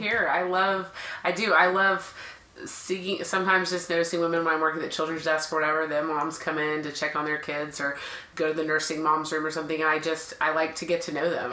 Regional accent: Dallas, Texas, United States; I am from Dallas, so always been here

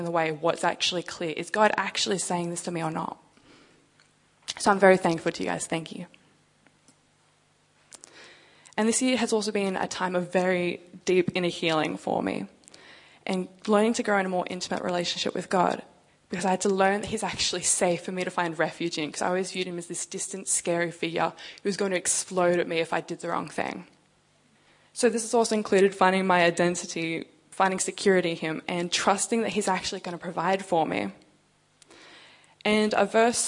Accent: Canberra, Australian Capital Territory, Australia; moved away as an adult; also born or lived in Sydney; now in Perth, Australia; I'm actually from Canberra

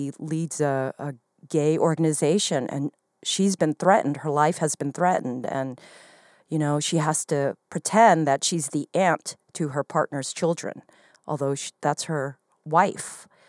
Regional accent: Arizona, United States; moved away as an adult; now in New York City, United States; I mean, that's why I moved from Arizona. I'm not going to be out and proud in Arizona back in the 80s.

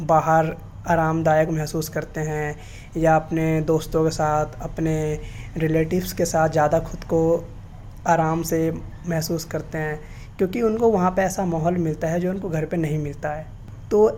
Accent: Delhi, India; और मैं दिल्ली का रहने वाला हूँ

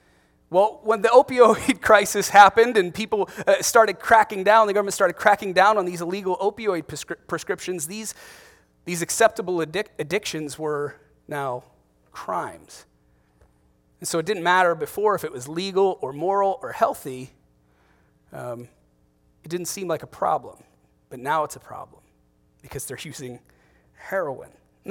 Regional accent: Ohio, United States; there's a town, one town north of where I grew up in Ohio called Hudson.

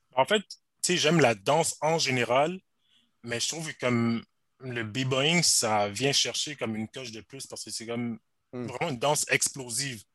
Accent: Montreal, Quebec, Canada; also born or lived in Rosemont, Montreal; j'ai grandi à Outremont

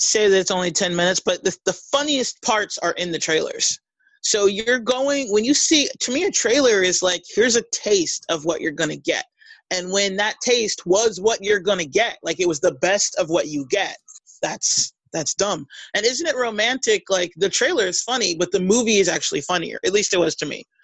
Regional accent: United States

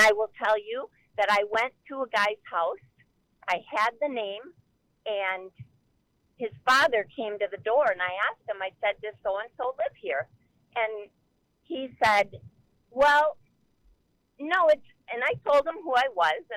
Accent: Wisconsin, United States; moved away; I'm from Wisconsin, but I haven't lived there in probably 30 years

